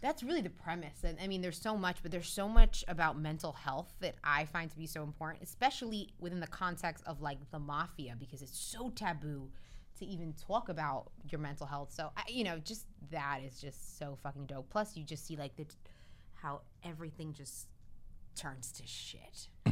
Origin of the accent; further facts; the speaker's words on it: Elizabeth, New Jersey, United States; accent: Jersey; now in North Hollywood, United States; I'm from Jersey, and literally, like the butcher shop in the show was the butcher shop I grew up going to.